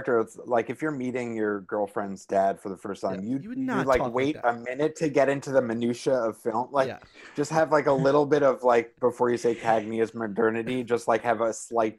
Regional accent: New York, United States; From New York, baby.

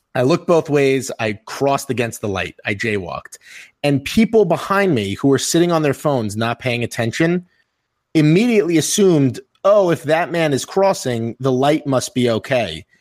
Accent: New York, United States; I'm from New York

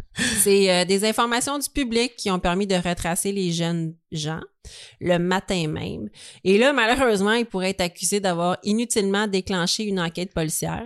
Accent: Montreal, Quebec, Canada; nous, on est de Montréal

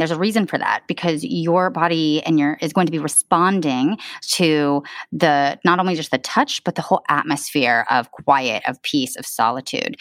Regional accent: Southern California, United States; moved away as an adult; also born or lived in Michigan / Australia; I was born and raised in Southern California

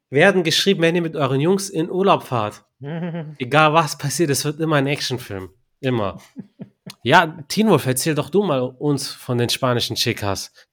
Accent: Turkey; Ich bin ja Türke.

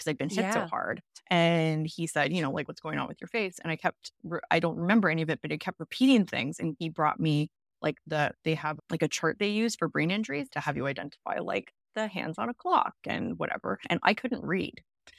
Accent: Vancouver, British Columbia, Canada; now in Toronto, Canada; I'm from the West Coast. I'm from Vancouver, and I'm currently living in Toronto.

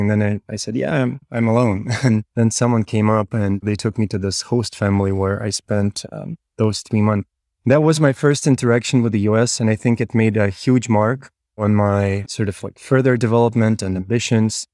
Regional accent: Kyiv, Ukraine; moved away as an adult; also born or lived in Berkeley, California; I was born and raised in Kiev, Ukraine.

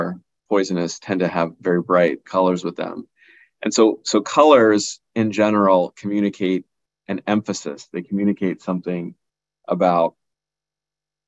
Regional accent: Boston, Massachusetts, United States; I was born in the United States. My parents come from an area in South India called Kerala

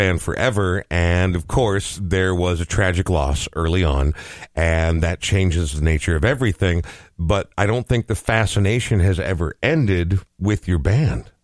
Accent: Topeka, Kansas, United States; moved away; I'm originally from Topeka, Kansas.

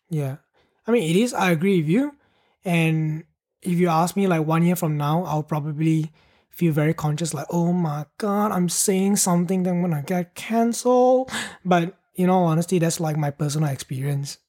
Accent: Penang, Malaysia; I moved from my hometown to Penang.

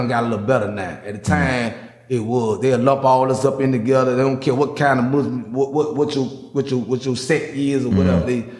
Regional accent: Miami, Florida, United States; I ain't politically correct. I kill a word. I'm from Miami. We say dope and foe.

